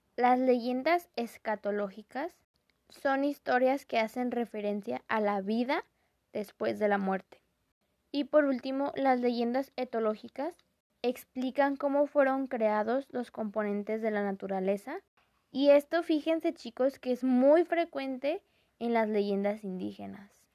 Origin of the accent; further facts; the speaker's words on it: Mexico; nuestra cultura como mexicanos